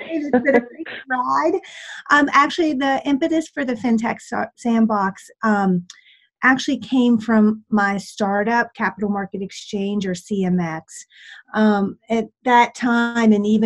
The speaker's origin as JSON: {"language": "English", "region": "West Virginia", "country": "United States", "tie": "born or raised there", "also_born_or_lived": "Washington, District of Columbia, United States / Boston", "moved": "as an adult", "said": "I started my days as a farm girl in West Virginia."}